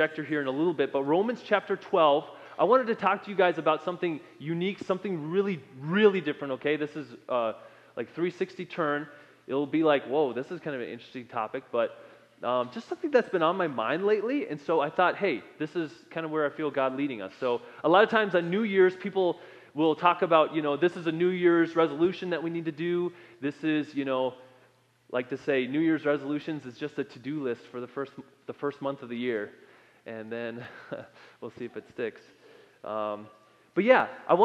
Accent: Minnesota, United States; moved away; I come from Minnesota

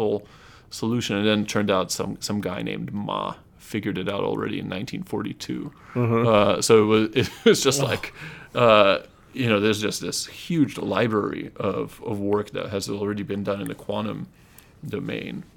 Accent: Japan; moved away; also born or lived in Russia; I'm originally Russian. And I grew up in Japan

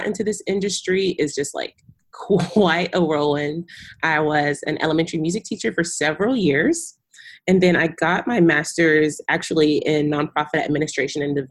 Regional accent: Texas, United States; also born or lived in Kenya; I'm a Texas girl born and raised

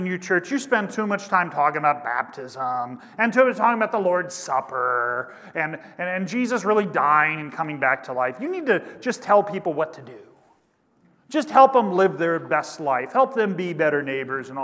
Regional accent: Kansas, United States; my home state of Kansas

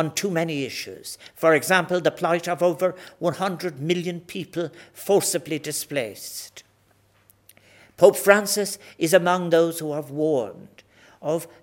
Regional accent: Ireland; We as Irish people

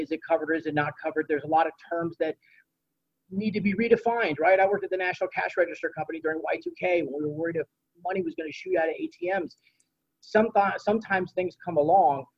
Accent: Dayton, Ohio, United States; I'm from Dayton, Ohio

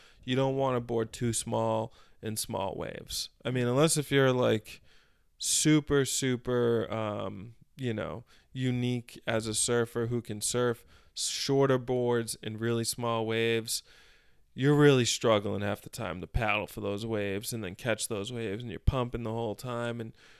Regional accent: Methuen, Massachusetts, United States; I grew up in Methuen, Mass. And it's further away from the beach.

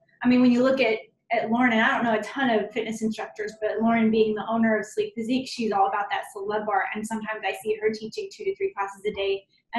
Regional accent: Mandeville, Louisiana, United States; moved away as an adult; also born or lived in San Antonio, Texas; now in Shreveport, United States; I haven't quite lived here a full year yet. And okay. I mean, I'm from Mandeville, so about 5 hours south of here, but I haven't lived at home with my parents in about 10 years. So, moving from San Antonio to here last year

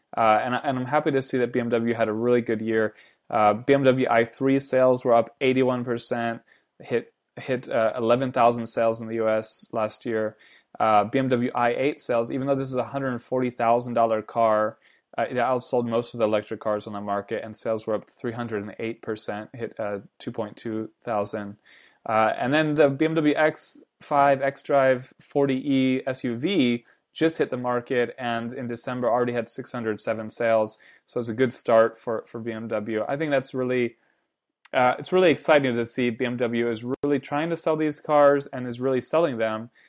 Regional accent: United States; I'm American

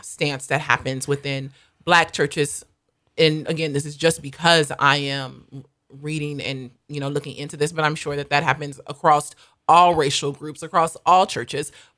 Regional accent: United States; moved away; also born or lived in South Africa; I am an American.

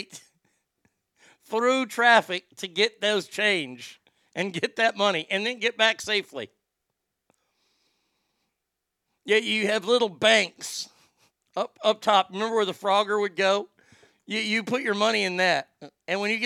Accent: Garland, Texas, United States; Garland, my hometown

